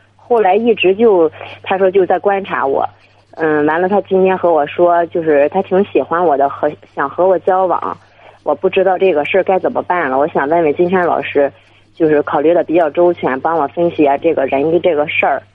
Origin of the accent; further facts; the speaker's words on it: Dezhou, Shandong, China; now in Beijing, China; 我那个老家是山东的